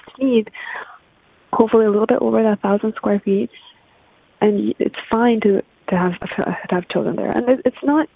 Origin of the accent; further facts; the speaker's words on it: Japan; now in Vancouver, Canada; I was born in Japan, actually. I'm half Japanese